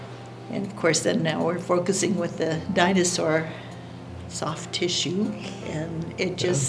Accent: India; Well, I grew up in India as a Mish kid.

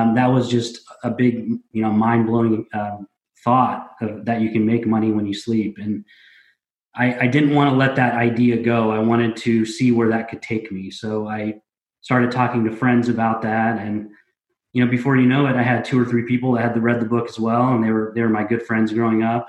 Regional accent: Indianapolis, Indiana, United States; I grew up here in Indianapolis

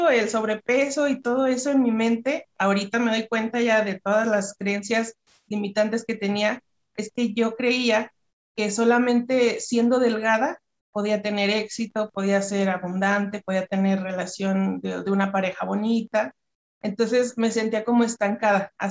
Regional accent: Durango, Mexico; yo vivo, soy de México, en Durango, Durango.

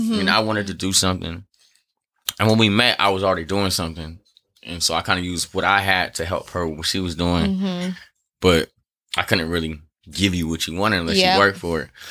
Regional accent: Long Beach, California, United States; growing up in Long Beach

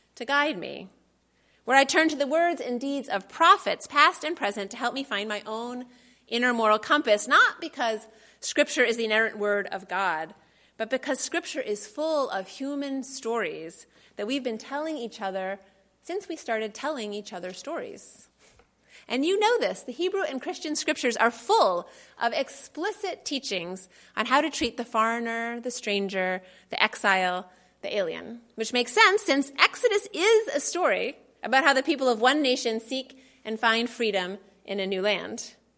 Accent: Boston, Massachusetts, United States; I was born in Boston

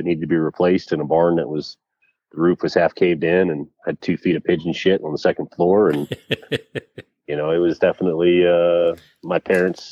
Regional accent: Huffs Church, Pennsylvania, United States; Was born and raised in Huff's Church, Pennsylvania, which is in Berks County

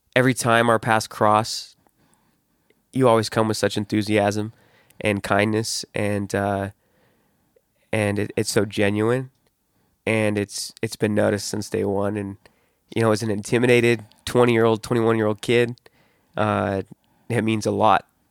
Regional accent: West Jordan, Utah, United States; growing up in West Jordan, South Jordan

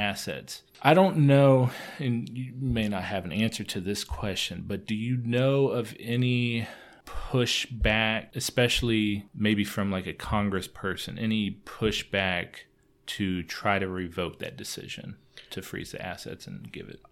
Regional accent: United States; Speaking as an American

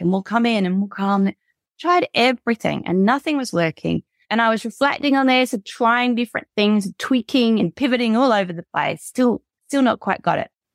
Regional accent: United Kingdom; moved away as an adult; now in Australia; I'm British, right? And I moved here 12 years ago to Australia

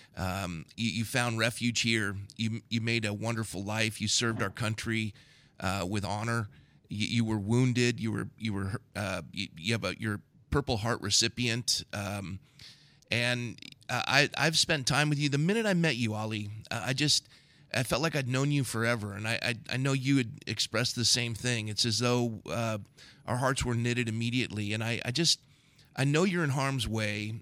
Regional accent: United States; as Americans, uh, more than that, Christian Americans

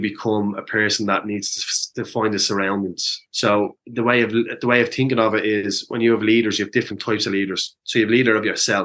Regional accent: Dublin, Leinster, Ireland; I grew up in a community that there was a huge amount of community activists on the basis of how impoverished my community of Ballymun was

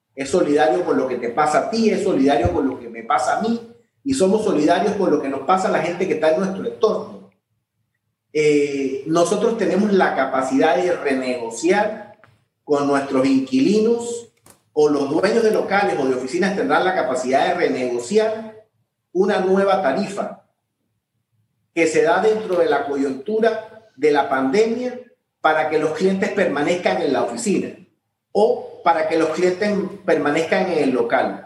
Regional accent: Panama

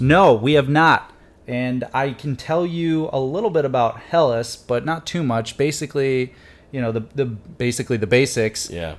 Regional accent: Detroit area, Michigan, United States; the Tigers because they were my hometown team

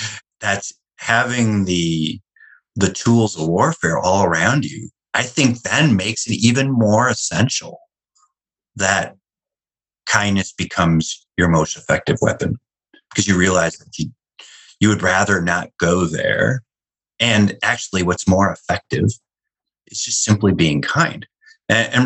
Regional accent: Wisconsin, United States; I grew up in Wisconsin

